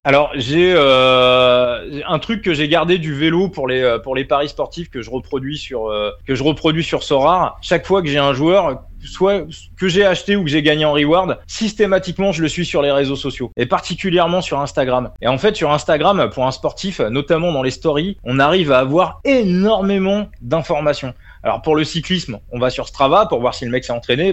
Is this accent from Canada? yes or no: no; Saint-Germain-en-Laye, Île-de-France, France; Je suis né à Saint-Germain-en-Laye, juste à côté du camp des loges. Voilà, j'ai vécu, j'ai grandi à côté.